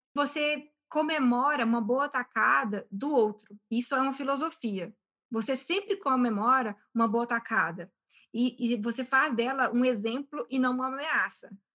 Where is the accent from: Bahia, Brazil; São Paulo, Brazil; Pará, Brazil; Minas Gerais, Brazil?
Minas Gerais, Brazil; Belo Horizonte; moved away; eu nasci em BH, fui criada aqui em, em Minas, mas ao mesmo tempo durante um período da minha vida, eu morei fora